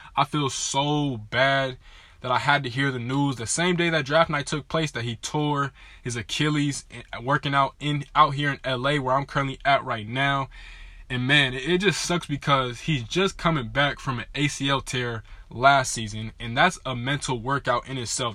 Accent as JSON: {"language": "English", "area": "Inland Empire", "region": "California", "country": "United States", "said": "I am from the Inland Empire"}